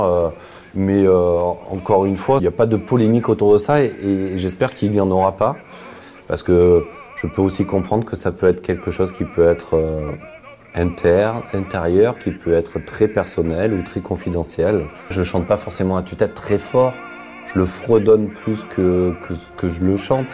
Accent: Marseille, Provence-Alpes-Côte d'Azur, France; also born or lived in Aubagne; Je suis né à Aubagne, à côté de Marseille. J'ai grandi à Marseille.

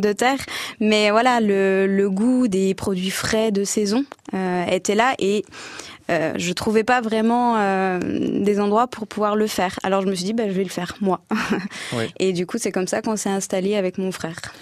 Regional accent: Besançon, Bourgogne-Franche-Comté, France; also born or lived in Quebec / Switzerland; now in Pontarlier, France; je viens de Besançon, euh, d'une famille, euh, on va dire, de... italienne, où j'ai été bercée par les saveurs

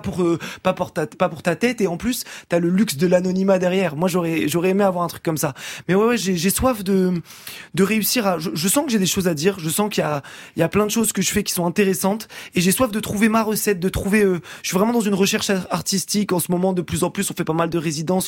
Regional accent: Rouen, Normandy, France; now in Paris, France; je suis de Rouen à l'origine

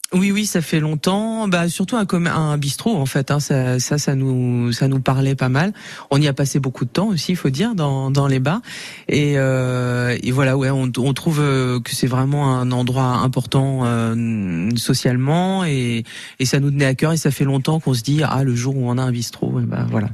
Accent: Douarnenez, Brittany, France; now in Niafles, France; je suis originaire de Douarnenez dans le Finistère, donc je suis arrivé ici un peu marin d'eau douce

